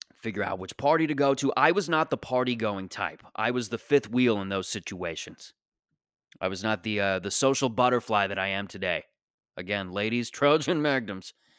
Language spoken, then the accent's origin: English; Mississauga, Ontario, Canada; I grew up in Mississauga, Ontario